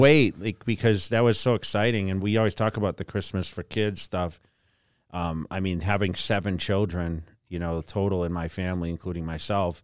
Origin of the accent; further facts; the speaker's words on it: East Coast, United States; growing up on the East Coast